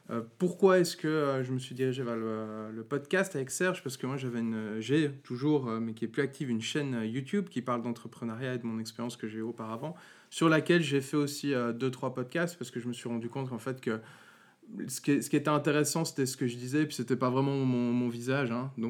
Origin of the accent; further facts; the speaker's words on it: Valais, Switzerland; also born or lived in Vaud; moi je suis valaisan, je tiens à préciser.